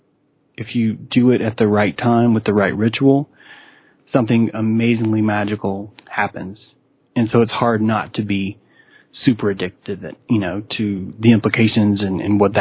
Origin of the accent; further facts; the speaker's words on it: Chattanooga, Tennessee, United States; now in North Carolina, United States; I grew up in the South. I grew up in Chattanooga and in Tennessee.